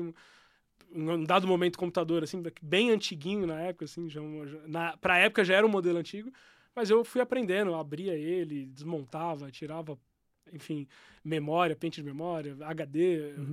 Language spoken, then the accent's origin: Portuguese; São Bernardo do Campo, São Paulo, Brazil; also born or lived in Guaianazes, São Paulo; now in Campinas, Brazil; Eu cresci em São Bernardo do Campo